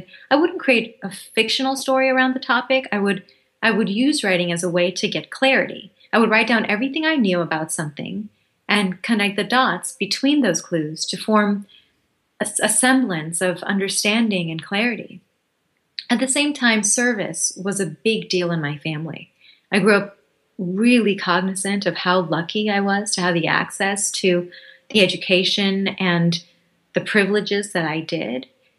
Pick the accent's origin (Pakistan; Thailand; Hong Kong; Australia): Thailand; moved away; also born or lived in Bangladesh / Hawaii; I'm from Bangladesh. I was born there. We moved to Hawaii when I was 2, and then when I was 6, we moved to Thailand.